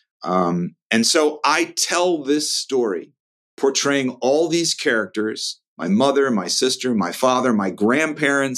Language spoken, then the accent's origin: English; Chicago, Illinois, United States; moved away as an adult; also born or lived in California; I grew up in a working class white family in the northern suburbs of Chicago